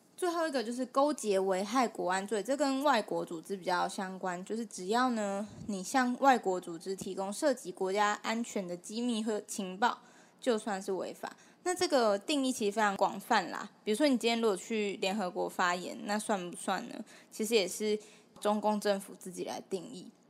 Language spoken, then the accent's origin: Chinese; Taiwan; 我身为台湾人